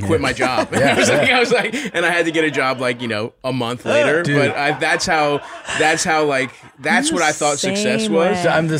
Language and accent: English; Baltimore, Maryland, United States; I grew up in Baltimore.